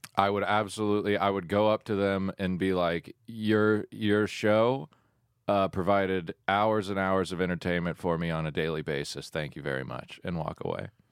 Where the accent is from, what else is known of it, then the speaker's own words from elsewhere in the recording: Woodstock, Georgia, United States; I grew up in Woodstock, Georgia